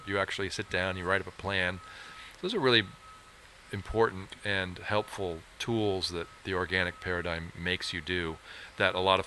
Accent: San Francisco, California, United States; also born or lived in Sonoma Valley, California; we were raised in San Francisco

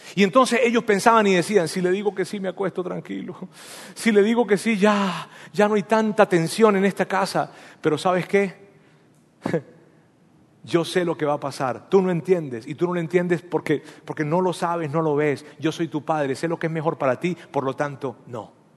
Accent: Venezuela; first language Spanish; moved away; yo nací en Venezuela y yo soy venezolano

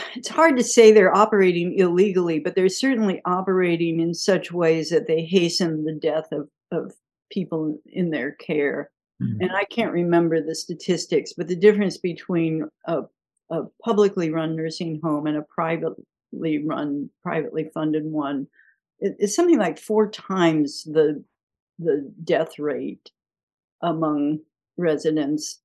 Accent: Kansas, United States; moved away as an adult; now in Chicago, United States; I grew up in Kansas and I went to the University of Kansas

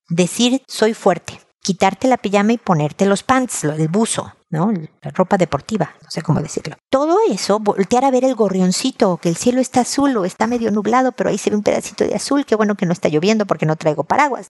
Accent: Mexico; now in Chile; México, de donde yo soy

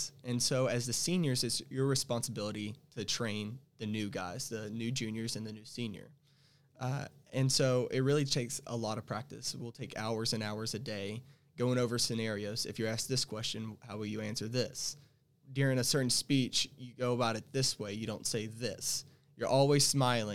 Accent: Devers, Texas, United States; from a small town called Devers, Texas

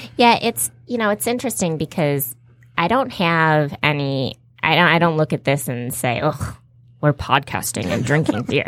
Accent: Farmington Hills, Michigan, United States; also born or lived in Detroit; I'm from Farmington Hills, Michigan

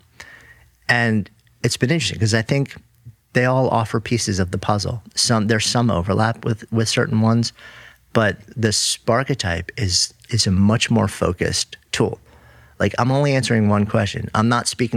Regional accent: New York, United States; as a New Yorker.

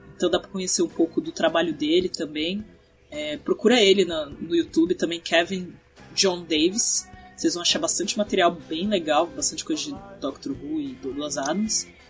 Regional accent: Brazil; a gente falava que era do Brasil

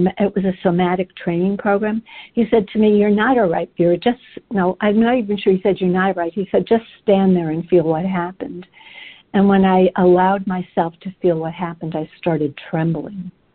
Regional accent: England, United Kingdom; I was born in England during the Blitzkrieg

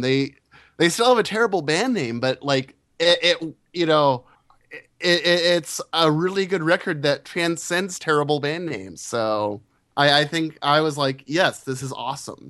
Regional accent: United States; being an American

